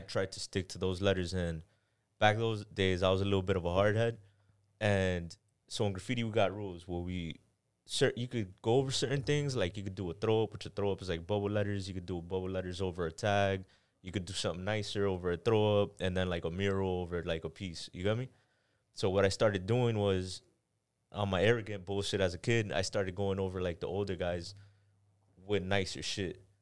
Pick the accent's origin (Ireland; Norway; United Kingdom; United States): United States; Miami, Florida; also born or lived in Panama / Kendall; Miami, I was here for a couple months, went to Panama. And then I grew up in Panama. I'm gonna say I was there for maybe, like, three years, came out here two years, went back to Panama three years, came back out here till now